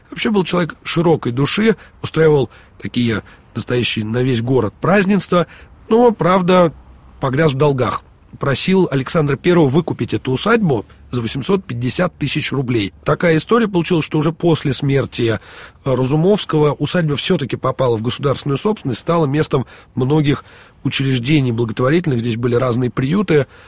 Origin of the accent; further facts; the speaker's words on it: Moscow, Russia; мы, москвичи